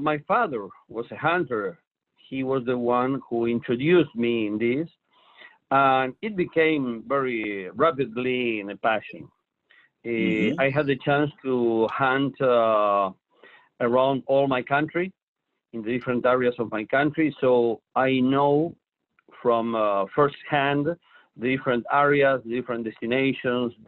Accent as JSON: {"language": "English", "town": "La Plata", "region": "Buenos Aires Province", "country": "Argentina", "tie": "born or raised there", "said": "Born and grew up here. Always in the same town. Yeah. My hometown is La Plata."}